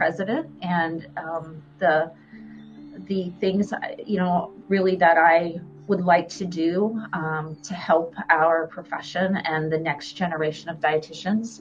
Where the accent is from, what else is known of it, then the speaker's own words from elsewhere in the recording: Columbus, Ohio, United States; also born or lived in Tampa, Florida; now in Jacksonville, United States; I grew up in Ohio, Columbus, Ohio